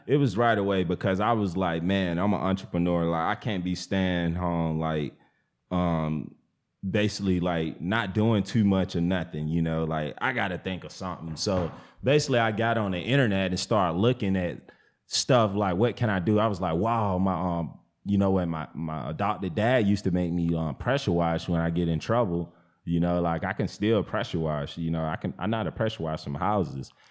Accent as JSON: {"language": "English", "region": "the South", "country": "United States", "tie": "born or raised there", "said": "when I was growing up in the South, everybody had chicken coops."}